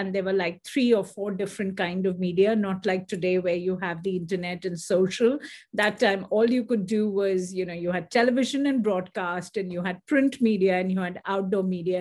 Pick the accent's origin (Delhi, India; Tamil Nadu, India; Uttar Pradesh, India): Delhi, India; moved away as an adult; also born or lived in Calcutta, India; now in United States; I was born in India, actually born in Calcutta, which is very famous for the fact that Mother Teresa was there. But I moved to Delhi very quickly, very young. So I have no memories of Calcutta really